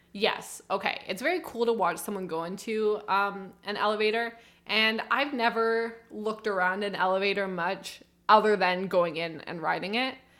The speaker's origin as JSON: {"language": "English", "country": "Canada", "said": "As a Canadian"}